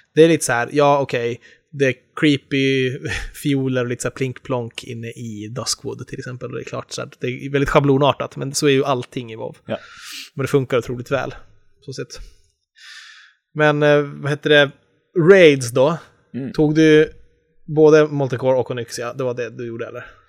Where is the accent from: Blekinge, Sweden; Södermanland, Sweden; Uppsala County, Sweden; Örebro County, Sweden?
Uppsala County, Sweden; Enköping; moved away; jag hade alla mina kompisar hemma i Enköping